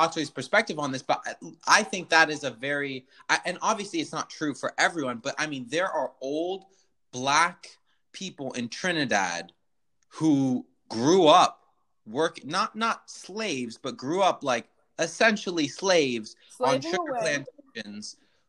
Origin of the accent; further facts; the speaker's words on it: England, United Kingdom; While it is true that I'm English, it is also true that that English family faced significant discrimination because they are not considered white because they are gypsies.